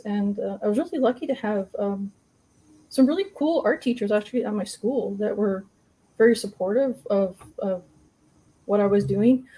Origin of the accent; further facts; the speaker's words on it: Secwepemc and Okanagan Nations, interior British Columbia, Canada; I'm from the uh, and uh, are uh, uh, Shuswap and the Okanagan Nations in the interior BC